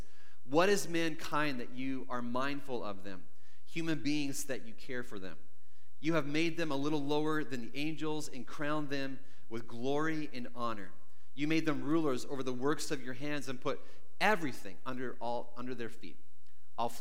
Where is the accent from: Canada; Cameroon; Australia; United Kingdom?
Canada; growing up in Canada